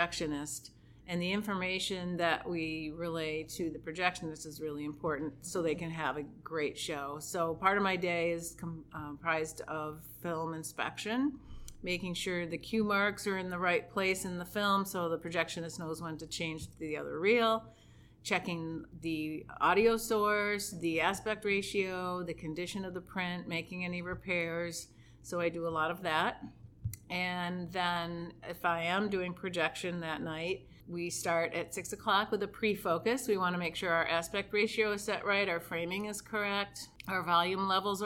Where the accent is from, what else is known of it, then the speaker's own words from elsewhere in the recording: Rochester, New York, United States; I'm from Rochester, and I live right near the George Eastman Museum